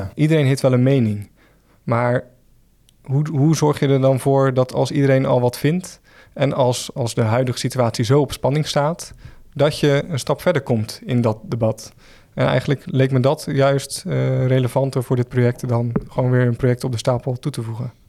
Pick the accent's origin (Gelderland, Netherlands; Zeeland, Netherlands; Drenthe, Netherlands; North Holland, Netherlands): Zeeland, Netherlands; Schouwen-Duiveland, near Zierikzee; now in Rotterdam, Netherlands; ik ben zelf ook een Zeeuw. Ik kom eh, van het eiland Schouwen-Duiveland, vlakbij Zierikzee